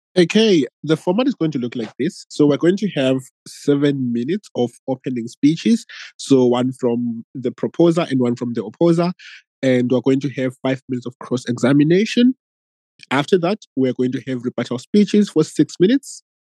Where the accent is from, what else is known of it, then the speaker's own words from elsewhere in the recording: Zimbabwe; now in Australia; I'm from Zimbabwe, but I live in Australia.